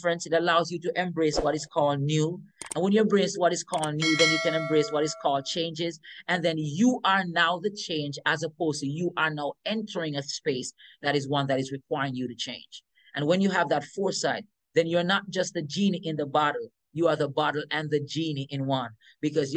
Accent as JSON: {"language": "English", "area": "Western St. Mary", "region": "Saint Mary", "country": "Jamaica", "tie": "born or raised there", "said": "I remember growing up in Jamaica, in the countryside"}